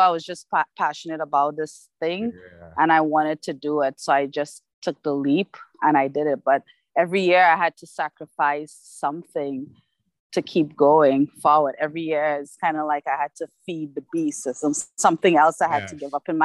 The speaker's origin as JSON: {"language": "English", "country": "Trinidad & Tobago", "also_born_or_lived": "Canada", "moved": "yes", "lives_now": "Toronto, Canada", "said": "I am from Trinidad."}